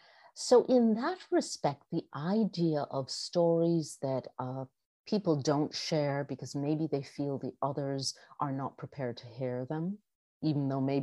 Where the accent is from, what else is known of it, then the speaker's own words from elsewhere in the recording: New York, United States; because I do identify as a New Yorker and someone from New England as well